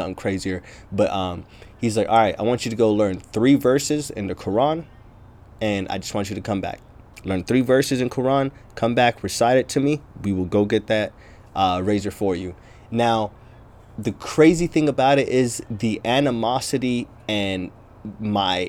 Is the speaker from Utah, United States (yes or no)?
yes; Logan, Utah, United States; also born or lived in across the pond (birthplace); I was born across the pond, but I grew up in a small town called Logan, Utah